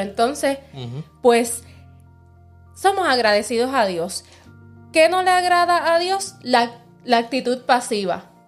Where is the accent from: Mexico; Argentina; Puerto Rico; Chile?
Puerto Rico